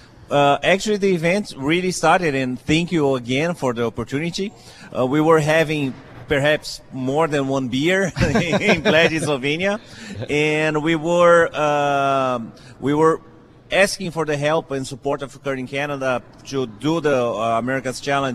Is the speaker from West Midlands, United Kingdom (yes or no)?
no; London, United Kingdom; The good news is that we're going to do it in London. And that's my hometown.